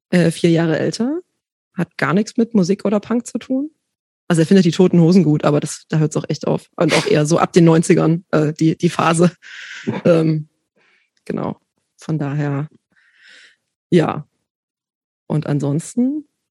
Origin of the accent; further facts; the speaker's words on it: village east of Leipzig, Saxony, Germany; now in Berlin, Germany; ich bin groß geworden auf dem Dorf östlich von Leipzig